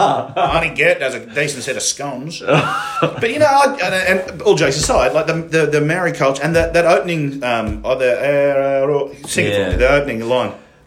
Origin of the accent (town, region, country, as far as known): Australia